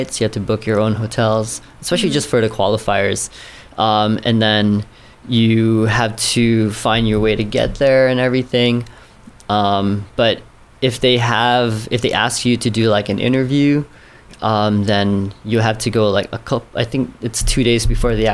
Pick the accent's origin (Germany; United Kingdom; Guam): Guam